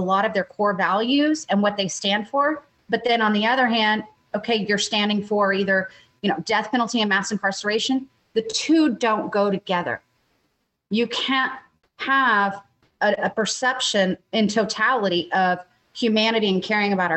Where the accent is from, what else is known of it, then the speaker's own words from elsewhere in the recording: Texas, United States; as a Texan